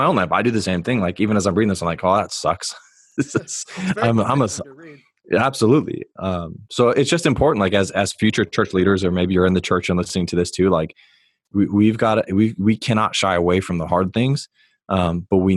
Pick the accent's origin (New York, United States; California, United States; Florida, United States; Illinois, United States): California, United States; San Diego; I was born in San Diego